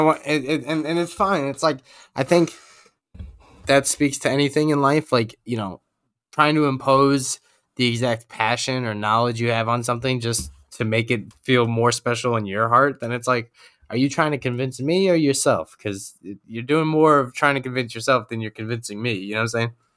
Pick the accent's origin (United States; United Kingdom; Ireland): United States; New York; I'm a New Yorker to the bone